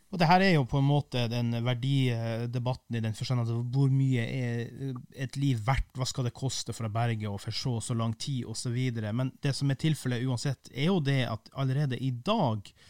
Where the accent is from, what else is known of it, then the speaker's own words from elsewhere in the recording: Kiberg, Finnmark, Norway; Kiberg der jeg kommer fra